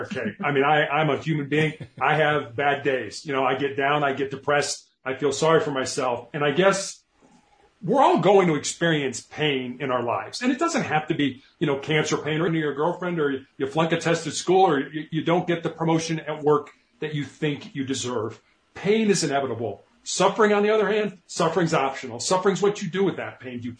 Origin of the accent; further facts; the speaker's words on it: Chicago, Illinois, United States; I grew up in Chicago.